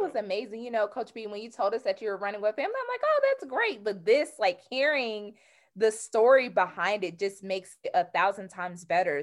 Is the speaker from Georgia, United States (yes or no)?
yes; Georgia, United States; I'm from Georgia, so I'm a Southern